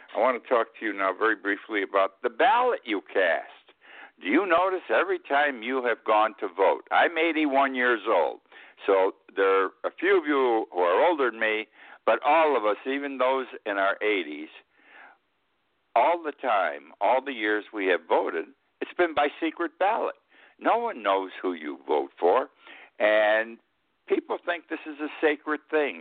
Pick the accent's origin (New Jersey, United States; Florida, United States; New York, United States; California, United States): New York, United States; Utica; my hometown of Utica. I was in high school